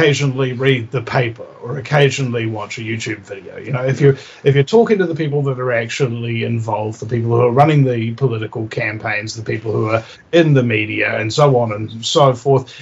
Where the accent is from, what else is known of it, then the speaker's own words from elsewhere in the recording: New Zealand; I'm from New Zealand, you know, and I've got that incredibly sexy accent